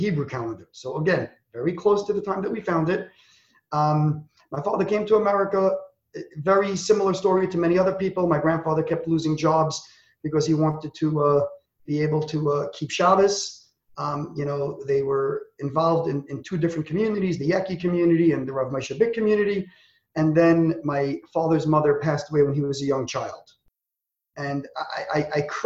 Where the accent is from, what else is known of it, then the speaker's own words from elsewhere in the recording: New York City, New York, United States; I was raised in Borough Park in a very, very communal-oriented family